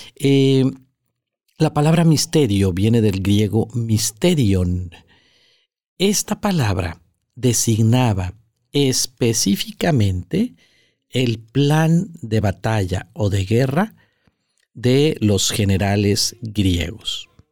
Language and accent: Spanish; Monterrey, Nuevo León, Mexico; aquí en la ciudad de Monterrey, que es de donde yo soy y desde donde estamos grabando esto